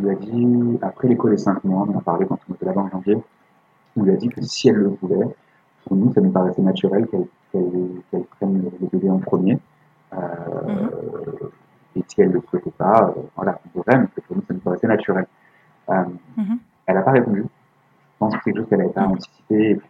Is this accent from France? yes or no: yes; France; Nous, on se dit ok, mm. puis tu sais, on est français, donc on se dit